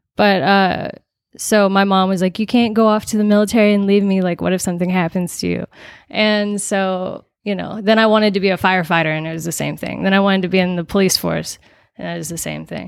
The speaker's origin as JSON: {"language": "English", "town": "Las Vegas", "region": "Nevada", "country": "United States", "tie": "born or raised there", "said": "I'm from Las Vegas, actually."}